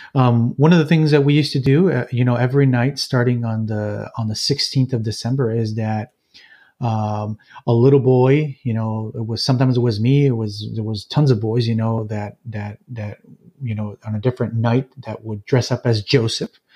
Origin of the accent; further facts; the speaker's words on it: Jalisco, Mexico; moved away as an adult; also born or lived in Los Angeles, California; now in United States; most of my life, I've, I've lived in Mexico and central Mexico in the state of Jalisco